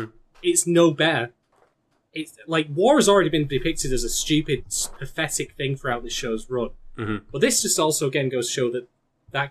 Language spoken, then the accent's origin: English; England, United Kingdom; I'm actually English